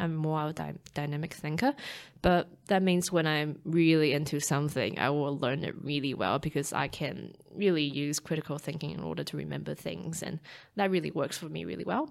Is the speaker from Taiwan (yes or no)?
yes; Taipei, Taiwan; now in New Zealand; growing up in Taiwan, being a city girl, well, um, Taipei